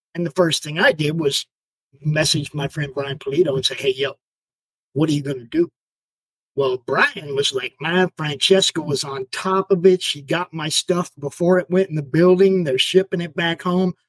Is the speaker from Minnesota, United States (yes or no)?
yes; Minneapolis, Minnesota, United States; I was born in Minnesota